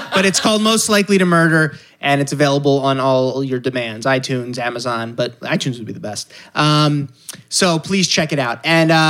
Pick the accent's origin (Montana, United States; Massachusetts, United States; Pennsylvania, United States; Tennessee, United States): Pennsylvania, United States; Lower Merion; I'm a Philly guy